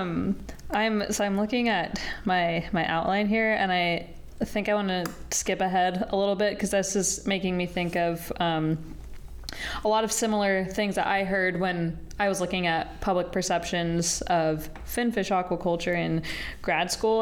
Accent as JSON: {"language": "English", "region": "Colorado", "country": "United States", "tie": "born or raised there", "moved": "as an adult", "said": "I grew up in Colorado for the first 18 years of my life"}